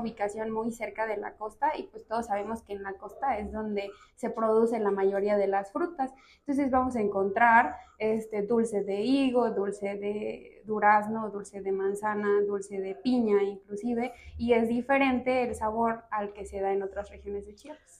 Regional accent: Motozintla, Chiapas, Mexico; now in San Cristóbal de las Casas, Mexico; Soy de una ciudad que se llama Motocintla de Mendoza

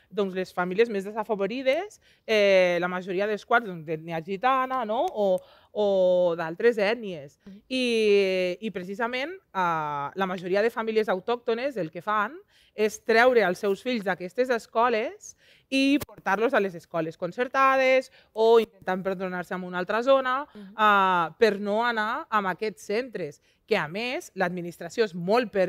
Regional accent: Lleida, Catalonia, Spain; Jo vinc de Lleida, Lleida està al top 3 de ciutats amb més segregació escolar de tota Catalunya.

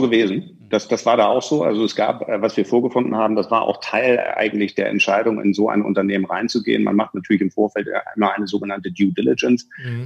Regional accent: Hamburg, Germany; now in Munich, Germany; eigentlich bin ich ja Hamburger und müsste da irgendwo bei euch in der Ecke sitzen, lebe aber seit 97 schon in München

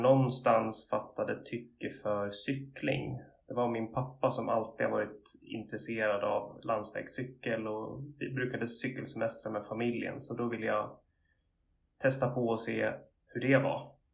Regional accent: Linköping, Östergötland, Sweden; moved away as an adult; also born or lived in Varberg / Uppsala; now in Gothenburg, Sweden; när jag var ganska ung så flyttade min familj till Linköping och där växte jag upp och gick i skolan

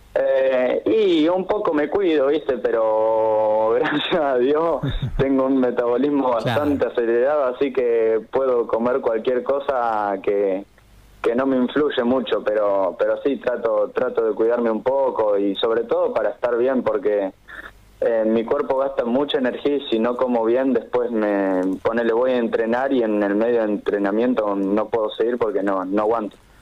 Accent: General Pico, La Pampa, Argentina; somos todos acá de La Pampa

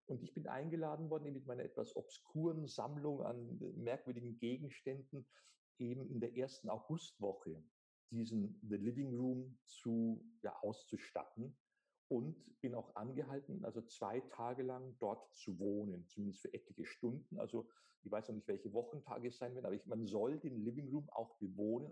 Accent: Germany; bei uns in Deutschland

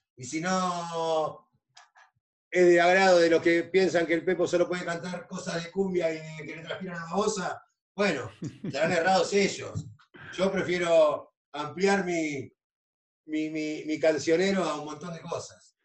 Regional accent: Tigre, Buenos Aires Province, Argentina; now in Santos Lugares, Argentina; mi barrio, de lo que hacemos nosotros en el barrio

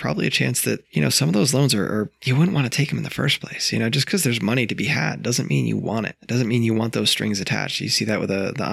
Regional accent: upstate New York, United States; moved away; From New York, like 6 hours north of the city, 4 hours north of the city

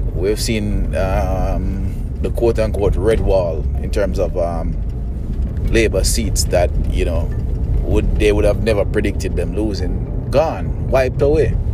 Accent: Jamaica; I'm a Jamaican

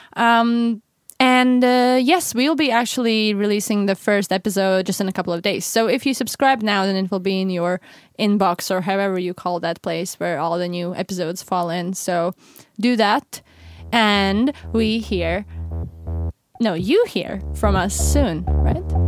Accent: Latvia; moved away as an adult; now in Stockholm, Sweden; I'm originally from Latvia, um, which is one of the Baltic states, and I moved to Sweden, um, about four years ago.

